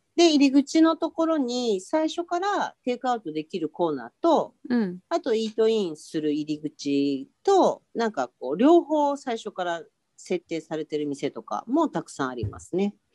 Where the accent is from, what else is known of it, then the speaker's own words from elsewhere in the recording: Tokyo, Japan; 東京生まれ東京育ち